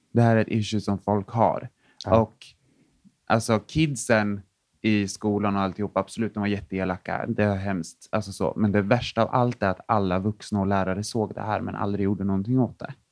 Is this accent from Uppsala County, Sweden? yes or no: no; Linköping, Östergötland, Sweden; jag kommer från en mindre stad som heter Linköping